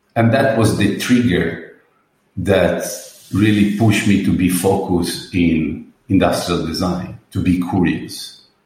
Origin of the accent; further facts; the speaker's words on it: Murano, Veneto, Italy; also born or lived in Venice; So I'm born in Venice, but I grew up and raised in Murano